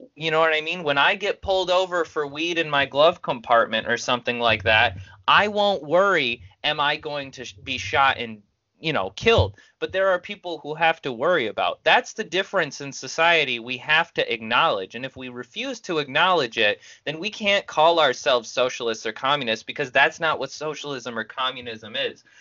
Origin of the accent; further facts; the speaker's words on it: United States; as an American